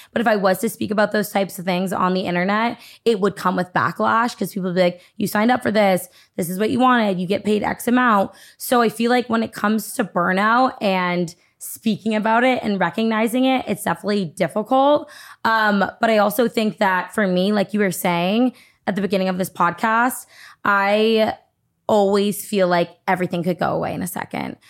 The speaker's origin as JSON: {"language": "English", "region": "Massachusetts", "country": "United States", "tie": "born or raised there", "also_born_or_lived": "Nashua, New Hampshire", "said": "I grew up in Massachusetts"}